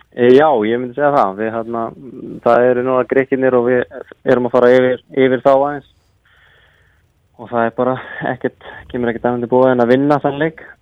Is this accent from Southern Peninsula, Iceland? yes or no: yes; Reykjanesbær, Southern Peninsula, Iceland; also born or lived in Njarðvík / Keflavík; ég er úr Reykjanesbæði og, og býi í Njarvík